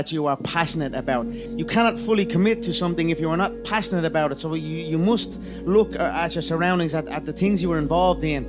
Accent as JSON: {"language": "English", "country": "Ireland", "said": "I am an Irish animal, a proper Irish animal"}